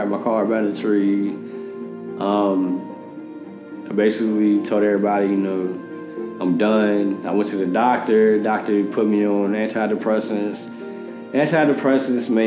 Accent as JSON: {"language": "English", "town": "Richmond", "region": "Virginia", "country": "United States", "tie": "born or raised there", "also_born_or_lived": "Fayetteville, North Carolina / Chesterfield, Virginia", "said": "I'm originally from Richmond, Virginia. I grew up back and forth from Chesterfield, Richmond, to Fayetteville, North Carolina"}